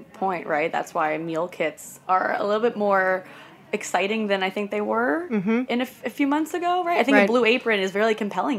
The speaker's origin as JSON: {"language": "English", "region": "New Jersey", "country": "United States", "tie": "born or raised there", "said": "I grew up in New Jersey"}